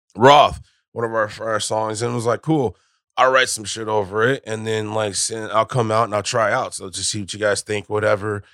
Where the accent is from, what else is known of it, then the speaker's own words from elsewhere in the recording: California, United States; now in Texas, United States; I'm a Californian, right? I'm originally from there, but I moved here before it was cool